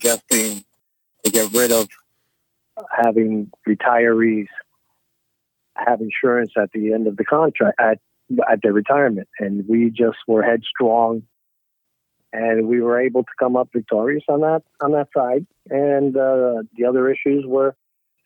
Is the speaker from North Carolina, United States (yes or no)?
no; New York, United States; now in Florida, United States; I'm originally from New York. I'm a transplanted New Yorker